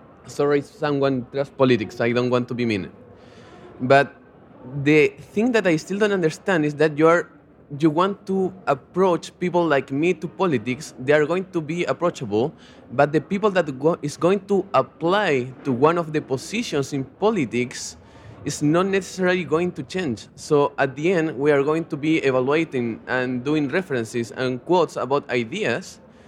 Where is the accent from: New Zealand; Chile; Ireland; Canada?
Chile; I'm also from Chile